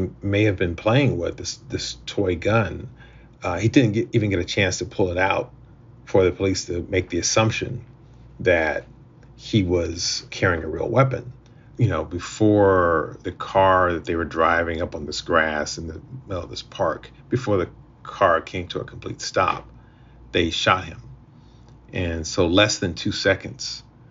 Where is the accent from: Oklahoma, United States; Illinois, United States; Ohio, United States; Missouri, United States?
Ohio, United States; Akron; I grew up in Akron, Ohio